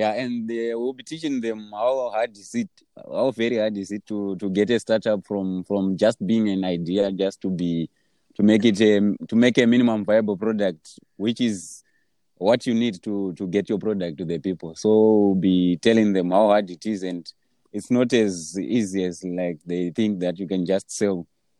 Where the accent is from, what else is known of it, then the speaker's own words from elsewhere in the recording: Zimbabwe; I'm from Zimbabwe.